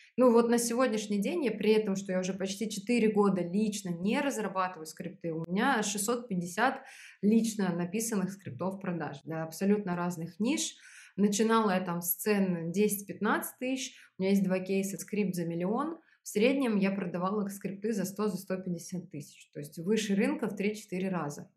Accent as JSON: {"language": "Russian", "country": "Belarus", "tie": "born or raised there", "moved": "as an adult", "lives_now": "Moscow, Russia", "said": "Я родилась в Беларуси, и в 2012 году я переехала в Москву"}